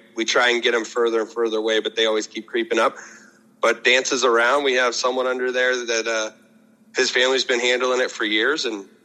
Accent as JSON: {"language": "English", "country": "United States", "tie": "born or raised there", "said": "I'm from Lowville, born and raised, been there my entire life"}